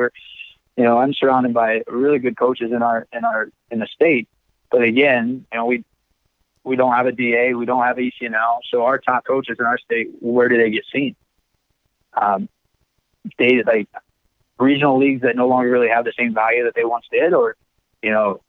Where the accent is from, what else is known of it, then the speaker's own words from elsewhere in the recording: Ireland; And I said, "Yeah, I'm from Ireland."